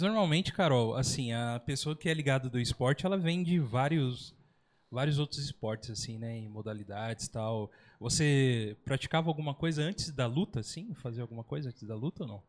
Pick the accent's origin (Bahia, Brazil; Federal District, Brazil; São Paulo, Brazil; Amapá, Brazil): São Paulo, Brazil; moved away; eu era de São Paulo, mas era ali bem Zona Sul. Anchieta, Carrefour Anchieta